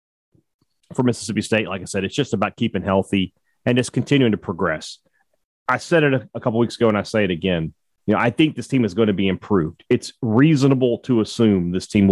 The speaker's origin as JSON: {"language": "English", "country": "Lebanon", "said": "I'm from Lebanon."}